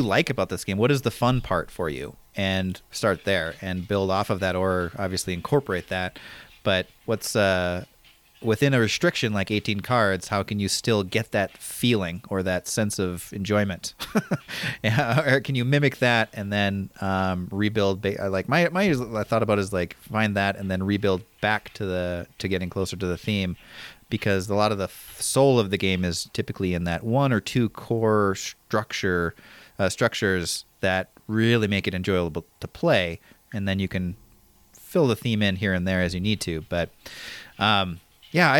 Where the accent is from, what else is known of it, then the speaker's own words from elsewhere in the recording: Midwest, United States; I grew up in the Midwest